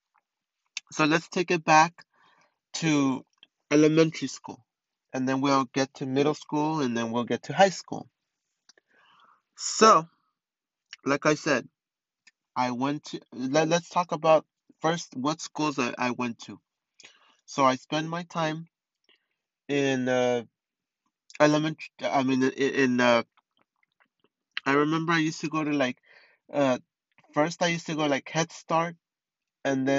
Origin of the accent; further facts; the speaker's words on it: Montebello, California, United States; also born or lived in East Los Angeles (Boyle Heights), California; most of my life I spent it in Montebello